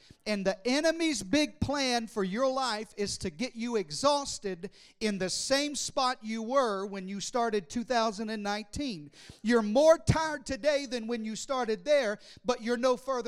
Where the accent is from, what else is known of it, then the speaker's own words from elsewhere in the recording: Arkansas, United States; I was raised in the deep south in Arkansas